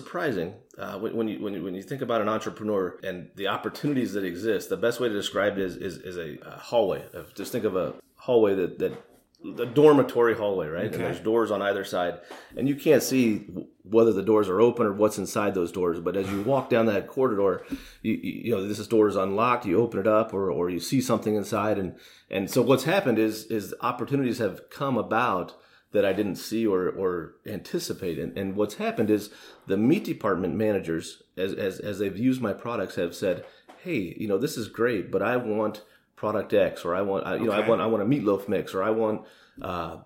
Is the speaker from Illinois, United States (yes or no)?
no; Shawnee, Kansas, United States; I grew up in Shawnee, right here in Johnson County.